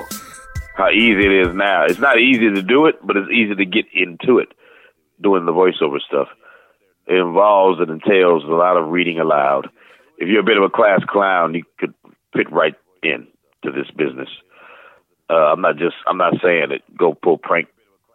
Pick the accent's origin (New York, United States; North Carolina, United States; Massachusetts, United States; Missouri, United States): Missouri, United States; St. Louis; moved away as an adult; now in Atlanta, United States; I wasn't singing in the church choir, though, growing up in St. Louis